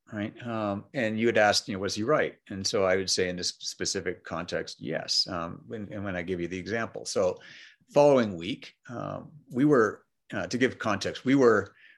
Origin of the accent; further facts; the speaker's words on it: Montreal, Quebec, Canada; first language English; moved away; So I grew up in Montreal, Canada